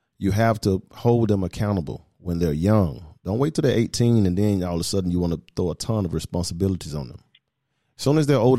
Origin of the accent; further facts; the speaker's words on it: the South, United States; And again, I come from the South. So I didn't see a lot of this, not in Atlanta, but now I'm seeing a lot of it.